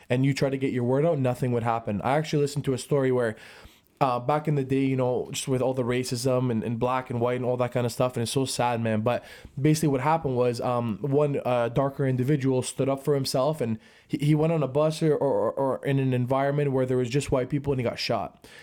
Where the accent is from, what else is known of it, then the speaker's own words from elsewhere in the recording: Brantford, Ontario, Canada; we're from Brantford, hundred thousand population